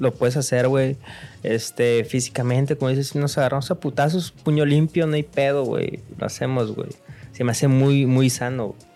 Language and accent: Spanish; Sinaloa, Mexico; accent: Sinaloan; un sinaloense, a, pesar de que se burlan en, otros lugares de nuestro acento y cómo hablamos.